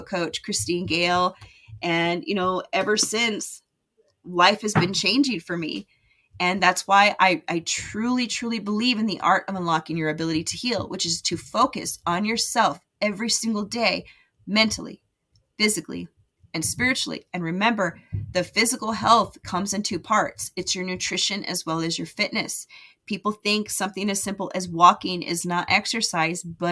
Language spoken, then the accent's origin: English; United States; moved away as an adult; also born or lived in Las Vegas, Nevada / California; now in Utah, United States; I grew up in Vegas and California where the weather was nice and warm